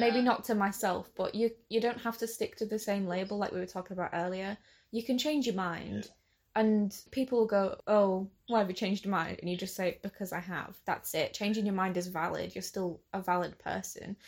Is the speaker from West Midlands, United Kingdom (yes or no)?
no; Hull, Yorkshire and the Humber, United Kingdom; I'm from Hull as well, and I'm 18.